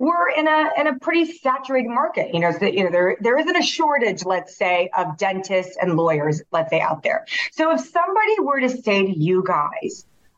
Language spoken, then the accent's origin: English; Taiwan; moved away; I remember growing up in Taiwan. I'm half Taiwanese